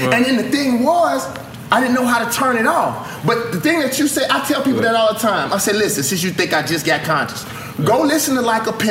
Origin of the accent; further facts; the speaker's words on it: the South, United States; As a Southerner, I feel the same way about the Confederate flag.